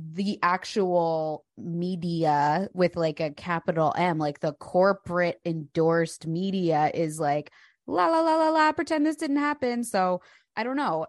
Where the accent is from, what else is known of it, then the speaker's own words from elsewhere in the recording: Delaware County, outside Philadelphia, Pennsylvania, United States; I grew up in Delco